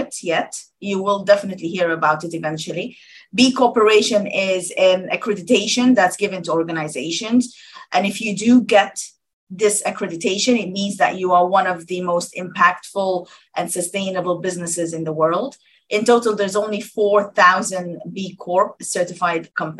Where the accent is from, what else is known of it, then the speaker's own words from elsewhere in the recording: Sudan; now in United Kingdom; I'm from Sudan originally